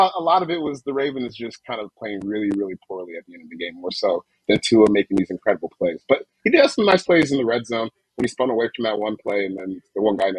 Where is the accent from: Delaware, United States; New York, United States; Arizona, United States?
Delaware, United States; It's a nice beach. I'm from Hoga Beach. Kind of cool.